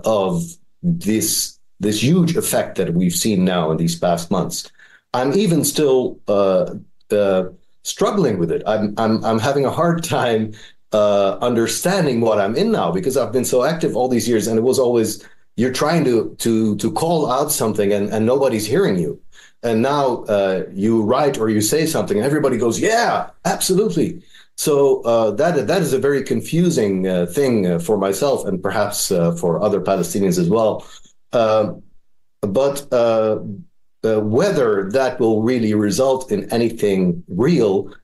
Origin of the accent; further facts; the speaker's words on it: Netherlands; moved away as an adult; also born or lived in Middle East; I was born and raised in the Netherlands. I lived for 40 years in that democracy.